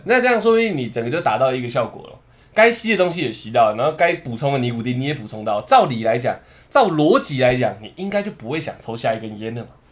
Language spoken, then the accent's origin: Chinese; Taiwan